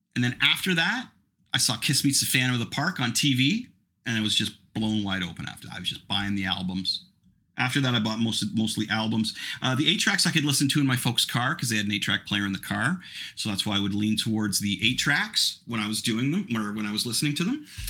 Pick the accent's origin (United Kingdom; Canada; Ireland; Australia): Canada; I'm I'm Canadian